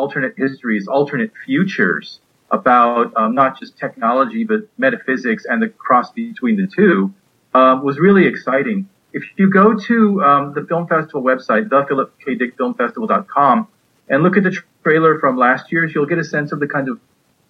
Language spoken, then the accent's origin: English; El Cajon, California, United States; I grew up in San Diego in El Cajon in East County